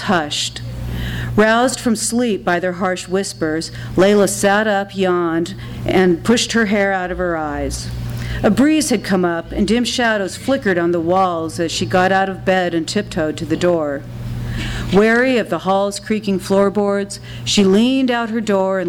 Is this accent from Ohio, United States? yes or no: no; Los Angeles, California, United States; moved away as an adult; also born or lived in Athens, Georgia; I was born and raised in Los Angeles